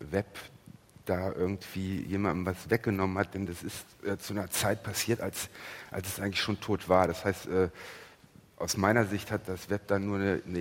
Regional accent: Cologne, North Rhine-Westphalia, Germany; Den Sender nenne ich jetzt nicht, ich bin aus Köln, aber ist auch ein sehr guter.

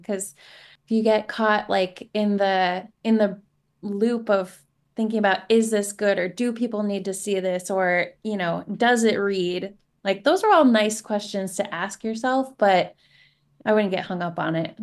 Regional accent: Seattle, Washington, United States; growing up in Se-, in the Seattle area

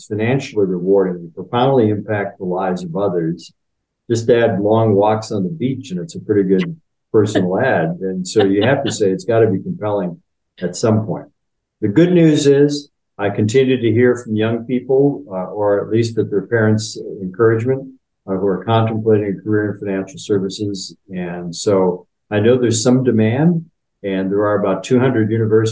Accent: Upper Peninsula of Michigan, United States; I grew up in the Upper Peninsula of Michigan

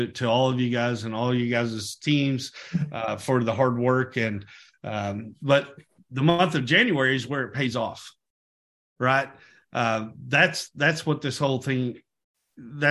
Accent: Texas, United States; I was born in Texas myself.

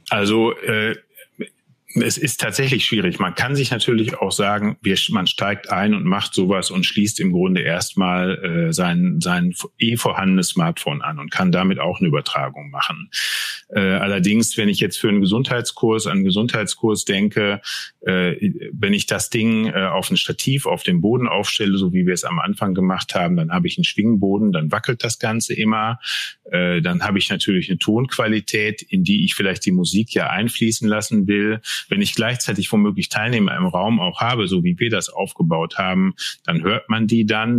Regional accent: Altena, North Rhine-Westphalia, Germany; moved away as an adult; now in Rhineland, Germany; Ich komme aus dem schönen westfälischen Sauerland, äh, aus Altena genauer gesagt, wohne aber jetzt schon seit 15, über 15 Jahren im Rheinland

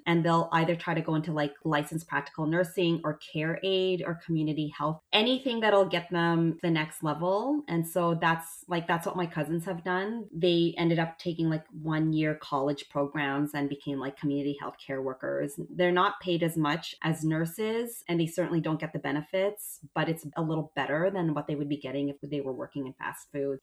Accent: Canada; as a Canadian

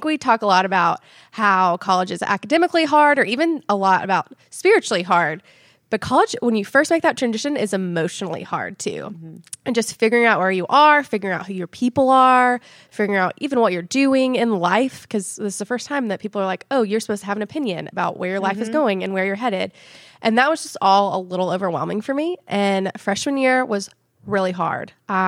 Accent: Nashville, Tennessee, United States; now in Knoxville, United States; my husband and I just moved here to Knoxville from Nashville. We're originally from Nashville.

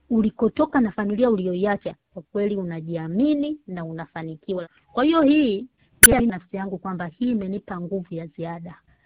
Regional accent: Tanzania; moved away as an adult; sisi kule nyumbani nyumbani kwetu Tanzania

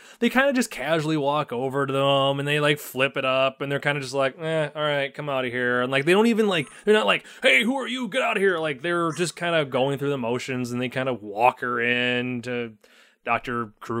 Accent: Canada; accent: Canadian; I will drop my Canadian accent that's some crazy-ass shit right over there.

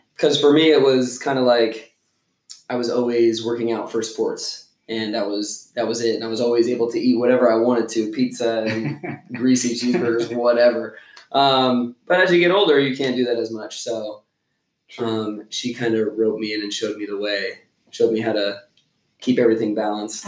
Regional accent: Pottsville, Pennsylvania, United States; moved away as an adult; also born or lived in Pittsburgh, Pennsylvania; now in Charleston, United States; I'm originally from Pennsylvania. I grew up in Pottsville, Pennsylvania, coal region.

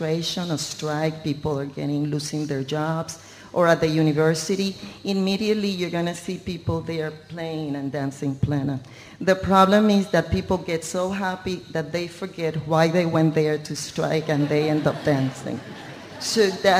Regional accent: Puerto Rico; I was born in Puerto Rico, in a culture where dance is

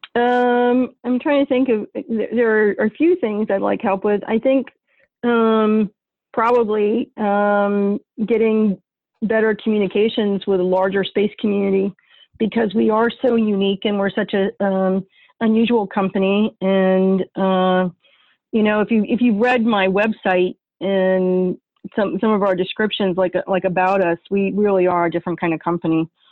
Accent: northern New York, United States; now in Ohio, United States; my home state, which is my family's home state in northern in, in, New York, and I'm not talking about New York City. I mean northern New York, in the middle of freaking nowhere on Lake Ontario, kind of New York.

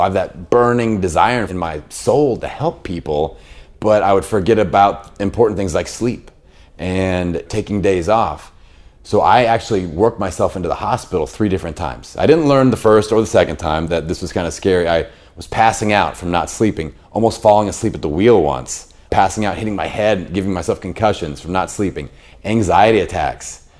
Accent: Bloomington, Indiana, United States; I have a fitness facility in my hometown of Bloomington, Indiana

